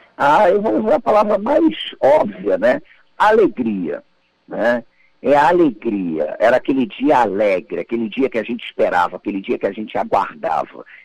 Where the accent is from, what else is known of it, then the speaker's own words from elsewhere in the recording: Nova Iguaçu, Rio de Janeiro, Brazil; passei uma grande parte da minha infância é, em Nova Iguaçu, né, na Baixada Fluminense